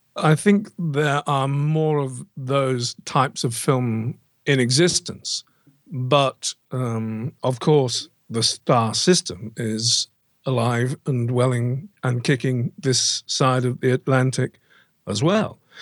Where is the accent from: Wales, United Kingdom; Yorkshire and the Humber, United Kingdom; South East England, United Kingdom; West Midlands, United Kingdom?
South East England, United Kingdom; Banbury; now in near Stratford-upon-Avon, United Kingdom; I actually grew up near a, a town called, uh, Banbury, which is twenty miles down the road